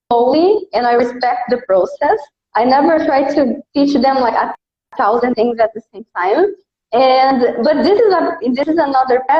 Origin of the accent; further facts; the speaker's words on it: Brazil; accent: Brazilian; English is a second language; I do have a Brazilian accent. I'm from Brazil.